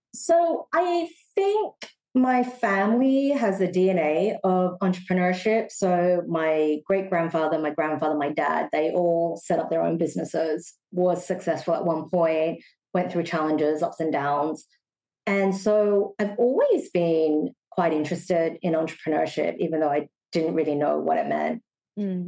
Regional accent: Sydney, New South Wales, Australia; moved away as an adult; also born or lived in Singapore; now in Shanghai, China; I was born and raised in Australia.

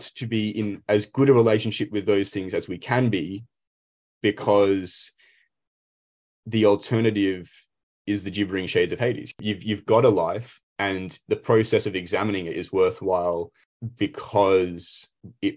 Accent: Australia; we are Aussies.

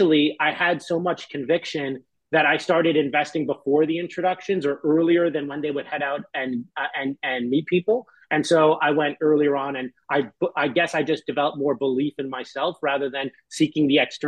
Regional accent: Canada; moved away as an adult; now in San Francisco, United States; I'm Canadian and I live in San Francisco.

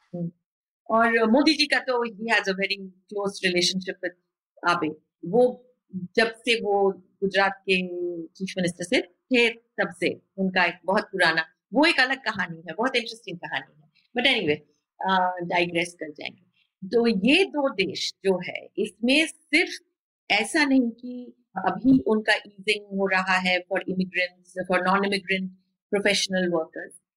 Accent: West Bengal, India; हम बंगाल से हैं

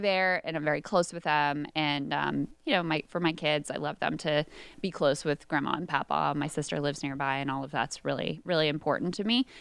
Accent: King George, Virginia, United States; I live in the town that I grew up in, King George, where I grew up, high school, all that stuff

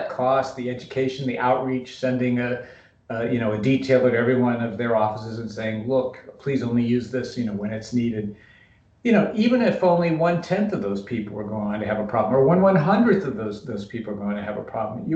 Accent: West Virginia, United States; moved away; I'm from West Virginia

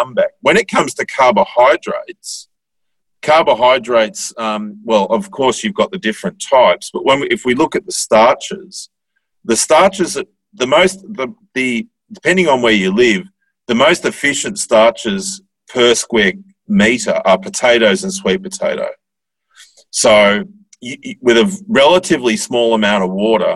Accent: Bendigo, Victoria, Australia; I grew up in Bendigo, which is a town of, I don't know, 100,000 people or so.

